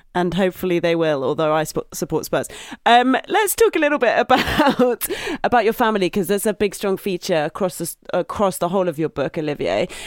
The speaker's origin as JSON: {"language": "English", "region": "England", "country": "United Kingdom", "said": "we're English"}